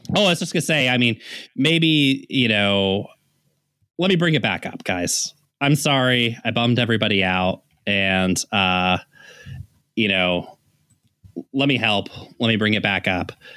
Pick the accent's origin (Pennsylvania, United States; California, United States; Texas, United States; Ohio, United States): Texas, United States; growing up in Texas